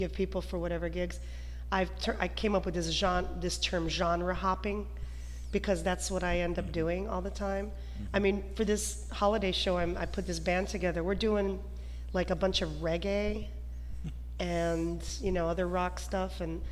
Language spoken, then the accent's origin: English; Detroit, Michigan, United States; I always felt different growing up. Like there was this Ukrainian part of me, even though I was born in Detroit